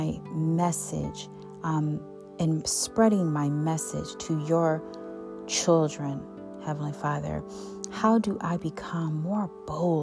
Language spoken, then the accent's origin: English; Buffalo, New York, United States; I was born on March 3rd, 1981 in Buffalo, New York